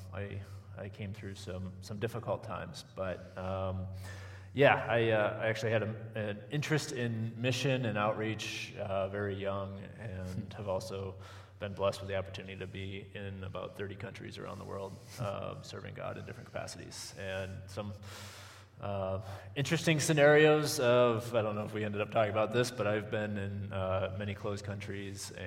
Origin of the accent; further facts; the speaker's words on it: western Wisconsin, United States; I grew up on a farm in western Wisconsin